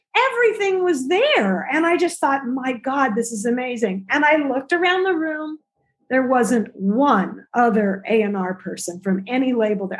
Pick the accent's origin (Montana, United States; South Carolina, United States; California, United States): California, United States; Central; moved away as an adult; also born or lived in Los Angeles / New York; I grew up in Central California, but I went to college in LA and then I moved to New York after college